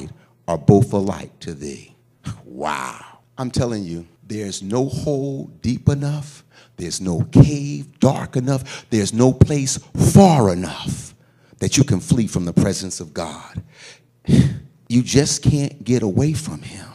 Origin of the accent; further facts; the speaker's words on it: Philadelphia, Pennsylvania, United States; I come from Philadelphia. When I was a young man, I went to more funerals than I ever have as an adult